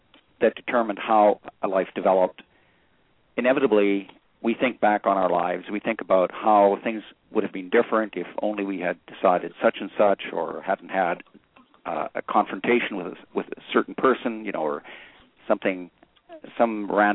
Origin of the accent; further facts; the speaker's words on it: Western Canada, Canada; moved away as an adult; now in United States; I grew up in Western Canada, went to graduate school at Harvard and MIT, married an American, ultimately became an American citizen, and have lived here for the last 40 years.